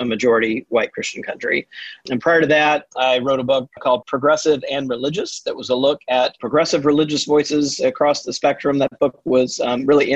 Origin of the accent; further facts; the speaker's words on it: Mississippi, United States; I grew up Southern Baptist in Mississippi